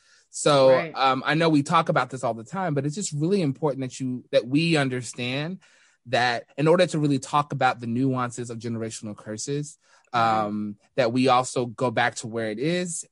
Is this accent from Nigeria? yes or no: no; Denton, Texas, United States; moved away as an adult; also born or lived in North Dallas, Texas / Louisville / Plano, Texas; now in Newark, United States; Dallas, but I've lived in Louisville, Plano, but I call Denton, Texas home. Yes. I grew up again in Denton and left the North Texas area to go to school